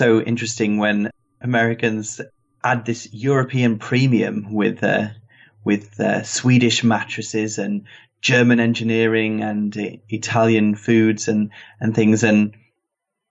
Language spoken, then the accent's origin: English; England, United Kingdom; accent: British; I've got the British accent